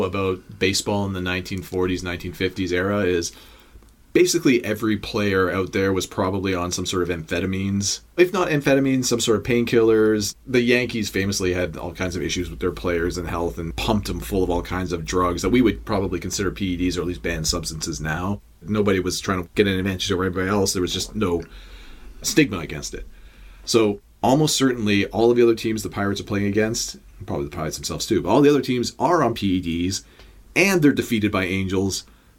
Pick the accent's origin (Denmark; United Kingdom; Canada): Canada; Toronto, Ontario; Of course, we're from Toronto. This is our home stadium.